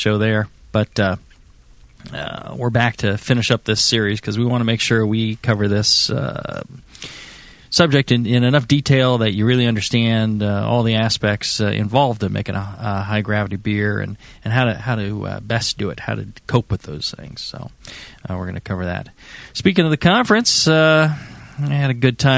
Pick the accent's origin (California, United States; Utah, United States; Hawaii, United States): California, United States; born and raised in California